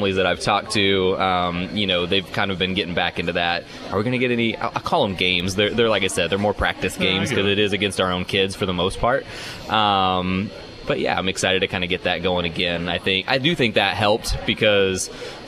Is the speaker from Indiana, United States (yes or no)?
yes; Indiana, United States; moved away as an adult; now in Michigan, United States; when I was growing up in Indiana